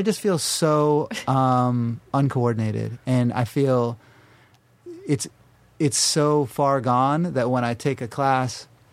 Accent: North Carolina, United States; now in Los Angeles, United States; where I grew up in North Carolina

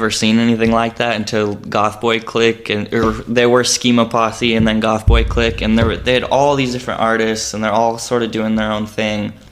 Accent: New Mexico, United States; also born or lived in Albuquerque; Uh, so I grew up in New Mexico, um, and then yeah, I. Uh, spent a couple of years here and then moved back. I was in Albuquerque for a year.

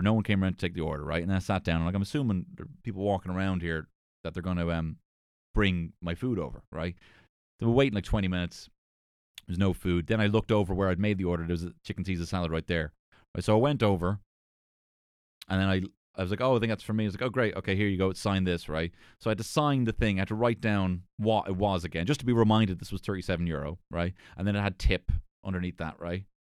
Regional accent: Ireland; being an Irish person.

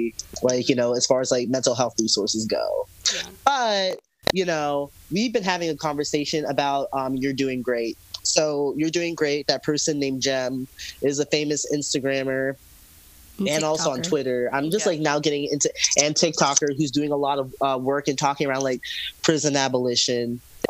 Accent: Georgia, United States; moved away; I'm from down south. I'm from Georgia. Okay. I came out of the Atlanta scene

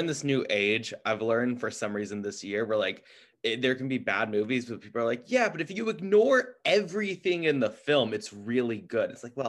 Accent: California, United States; I'm also from California.

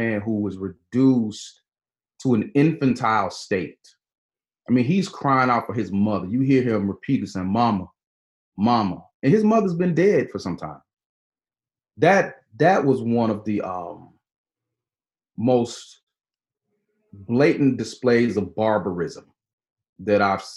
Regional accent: Georgia, United States; now in Louisville, United States; my home state of Georgia

